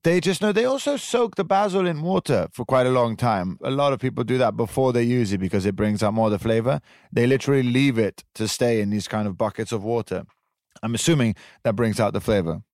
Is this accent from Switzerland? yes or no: yes; Switzerland; moved away; also born or lived in Italian Riviera; I grew up in Switzerland. I grew up on top of a mountain in a very privileged environment